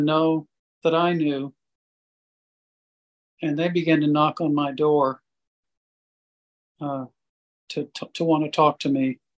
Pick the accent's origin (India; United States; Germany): India; went back to growing up in India as a missionary kid and being sent away to a missionary boarding school and being separated from my mom and dad for 8 or 9 months out of the year